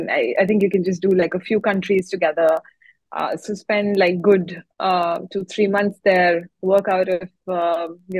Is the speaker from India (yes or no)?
yes; India; now in Singapore; I'm an Indian